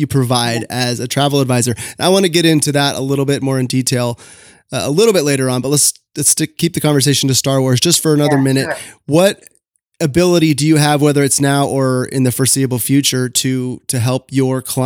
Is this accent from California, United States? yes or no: yes; Southern California, United States; I grew up in Southern California